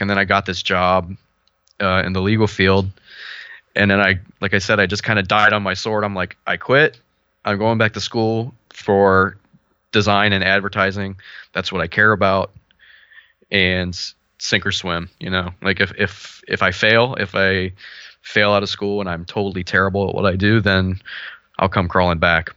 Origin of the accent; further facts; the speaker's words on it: Cincinnati, Ohio, United States; I'm from Cincinnati, Ohio